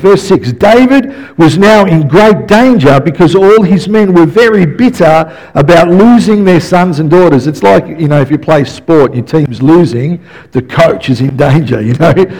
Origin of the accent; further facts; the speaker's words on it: Melbourne, Victoria, Australia; I grew up in West Footscray